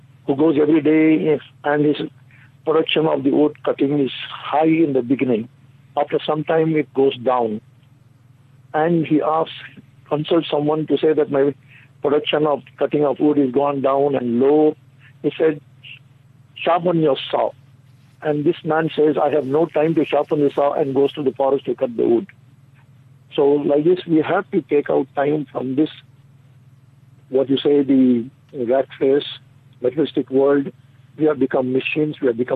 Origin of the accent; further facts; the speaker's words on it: Bangalore, Karnataka, India; from Bangalore city of India